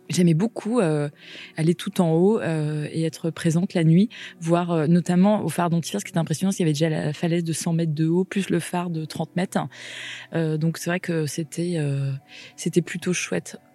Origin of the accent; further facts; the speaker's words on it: Paimpol, Brittany, France; born there; now in Lorient, France; j'ai 38 euh, ans dans quelques jours. Euh, du coup, je suis bretonne. Je suis née à Paimpol, dans les Côtes d'Armor, au nord de la Bretagne.